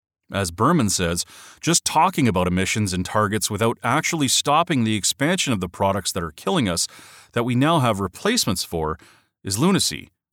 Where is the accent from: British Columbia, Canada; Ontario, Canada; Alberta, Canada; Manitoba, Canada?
British Columbia, Canada; Victoria; my hometown, the city of Victoria, British Columbia, along with 78 other cities or subnational governments, have all endorsed the treaty.